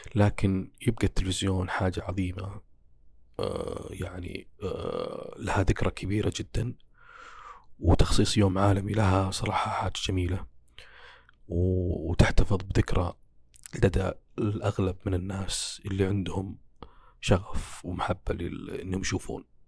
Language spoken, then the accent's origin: Arabic; Saudi Arabia; عندنا كسعوديين